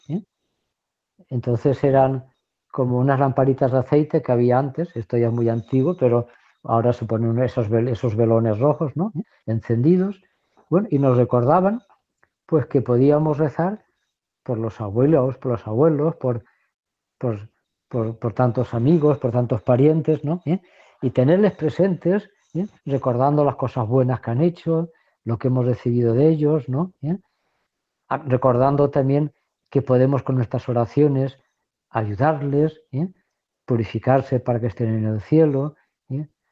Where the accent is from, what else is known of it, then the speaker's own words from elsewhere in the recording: Valencia, Valencian Community, Spain; now in Córdoba, Spain; soy de Valencia, pero vivo en Córdoba